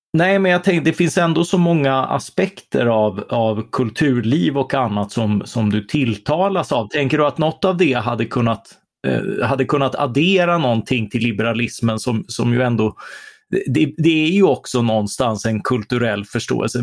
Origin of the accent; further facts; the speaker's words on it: Karlskrona, Blekinge, Sweden; vi, vi är ju från Karlskrona.